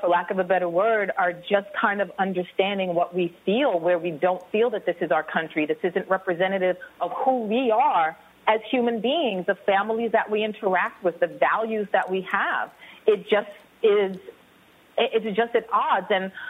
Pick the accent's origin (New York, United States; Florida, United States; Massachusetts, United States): New York, United States; New York City; I'm actually from New York City originally.